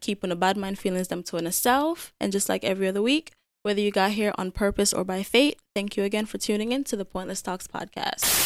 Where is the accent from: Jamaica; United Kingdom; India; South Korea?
Jamaica; moved away; I was born and raised in Jamaica.